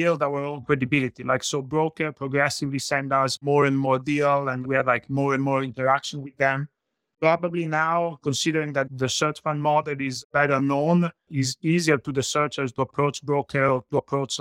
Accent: Italy; English is a second language; moved away as an adult; now in Montreal, Canada; as you can guess from my accent, I'm originally from Italy. I grew up in Italy.

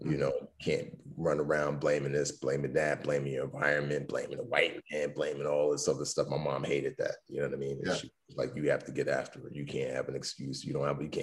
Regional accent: New York City, New York, United States; also born or lived in Lagos, Nigeria; When my dad died, she permanently relocated us back to the Bronx, New York. So, you know, I grew up, you know, in the Bronx

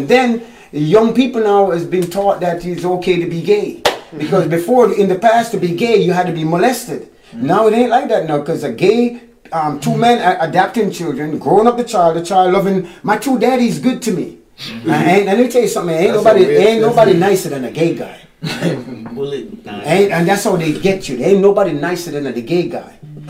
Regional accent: Florida, United States; I grew up here in America before I moved. Yeah, and this was in Florida.

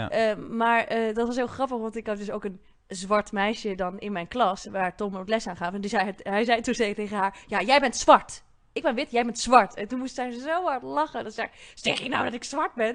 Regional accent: Bussum, North Holland, Netherlands; ik kom ook uit Bussum

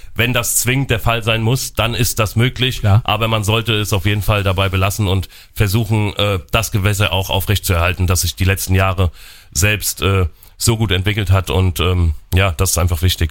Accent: Mecklenburg Lake District, Mecklenburg-Vorpommern, Germany; moved away; in die Mecklenburgische Seenplatte, was auch meine Heimat ist

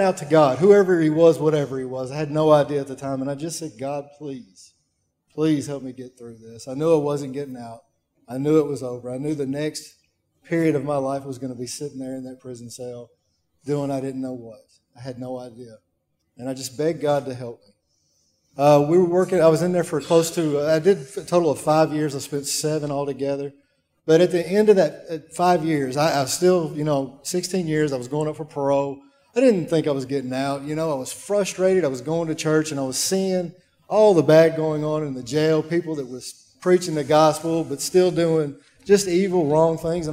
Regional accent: Waverly, Tennessee, United States; my hometown of Waverly, Tennessee

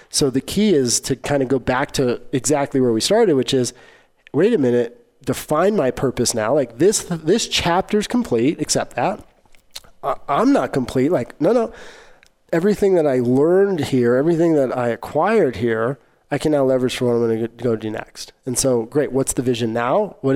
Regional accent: Arkansas, United States; I grew up in Arkansas.

